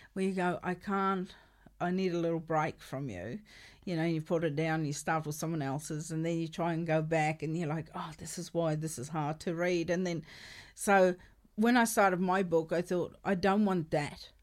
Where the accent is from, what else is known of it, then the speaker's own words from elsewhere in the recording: South Africa; first language Afrikaans; English is a second language; I grew up in South Africa and I'm Afrikaans speaking